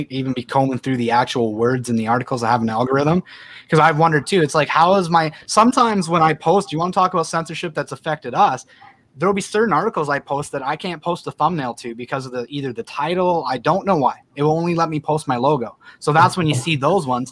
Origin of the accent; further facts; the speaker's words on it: Canada; as a Canadian population